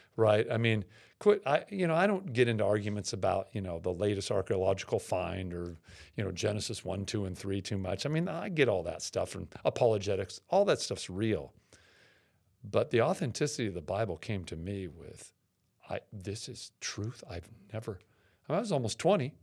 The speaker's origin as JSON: {"language": "English", "town": "Seattle", "region": "Washington", "country": "United States", "tie": "born or raised there", "said": "I grew up in Seattle"}